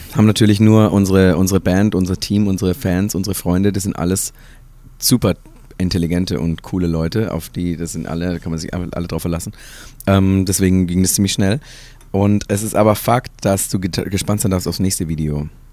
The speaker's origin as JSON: {"language": "German", "region": "Baden-Württemberg", "country": "Germany", "tie": "born or raised there", "also_born_or_lived": "Hesse", "moved": "yes", "said": "ich wurde geboren in Baden-Württemberg, nicht in Hessen, Ähm, und, äh, bin aufgewachsen und durfte, äh, im Hause meiner Eltern"}